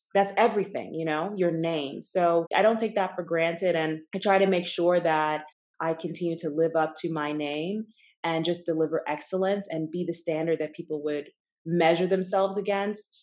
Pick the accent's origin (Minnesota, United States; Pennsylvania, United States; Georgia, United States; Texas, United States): Georgia, United States; Atlanta; moved away as an adult; also born or lived in Tulsa, Oklahoma; now in New York City, United States; I grew up in Atlanta, grew up in a Nigerian household